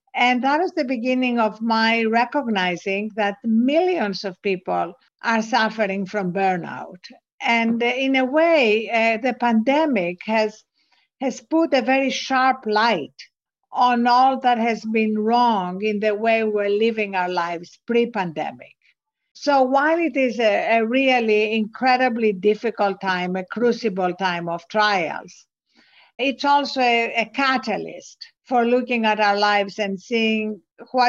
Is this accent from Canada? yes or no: no; Greece; accent: Greek; English is a second language; also born or lived in England / New York; now in United States; as you can hear from my accent, I wasn't born in this country. I was born in Greece. I went to school in England